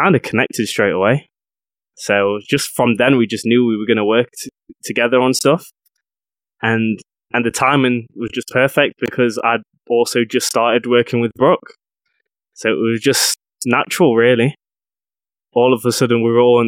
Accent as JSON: {"language": "English", "town": "Mansfield", "region": "East Midlands", "country": "United Kingdom", "tie": "born or raised there", "said": "I grew up in a small town in the UK called Mansfield. It's just outside the city of Nottingham."}